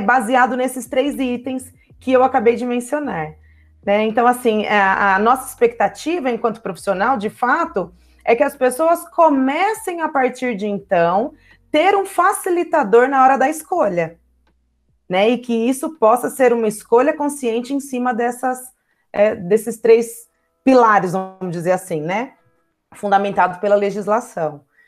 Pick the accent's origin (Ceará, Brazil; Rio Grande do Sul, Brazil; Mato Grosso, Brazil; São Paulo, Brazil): São Paulo, Brazil; Ribeirão Preto; moved away as an adult; now in Poços de Caldas, Brazil; sou de Ribeirão Preto, mas moro em Poços de Caldas já tem aproximadamente é, 13 anos